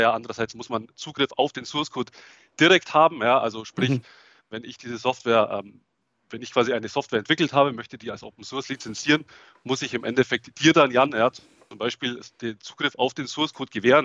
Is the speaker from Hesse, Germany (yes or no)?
no; Augsburg, Bavaria, Germany; accent: Swabian; Ich komme aus, aus Augsburg. Ja, hört man vielleicht auch das Schwäbische ein bisschen durch.